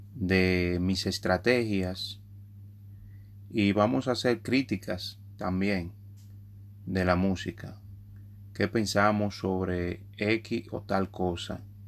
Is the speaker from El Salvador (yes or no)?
no; New York, United States; en los medios hispanos en Estados Unidos, donde me crié, en Nueva York específicamente